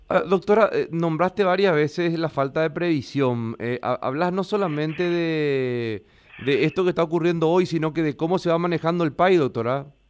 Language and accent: Spanish; Paraguay; como el paraguayo siempre nos estamos acostumbrados a hacer las cosas a última hora